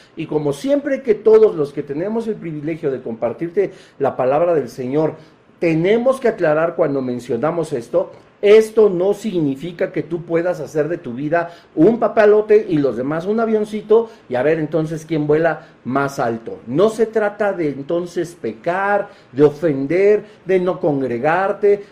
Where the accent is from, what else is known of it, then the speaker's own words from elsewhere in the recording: Mexico; como buenos mexicanos